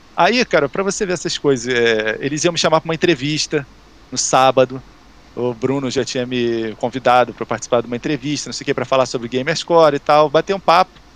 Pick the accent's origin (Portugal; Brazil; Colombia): Brazil; Rio de Janeiro; A gente é daqui do Rio